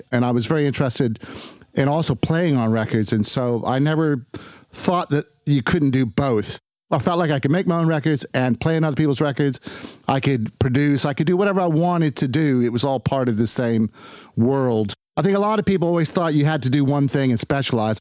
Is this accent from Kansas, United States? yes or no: yes; Wichita, Kansas, United States; now in United Kingdom; I was sort of born and raised in Wichita, Kansas, which is in the Midwest of America